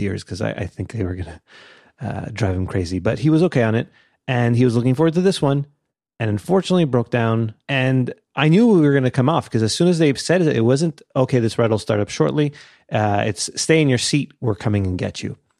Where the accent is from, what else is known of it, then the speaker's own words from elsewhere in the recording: Canada; I'm Canadian